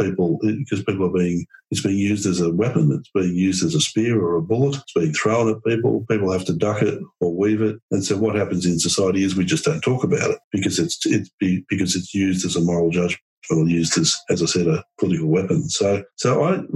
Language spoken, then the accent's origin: English; Australia; As an Australian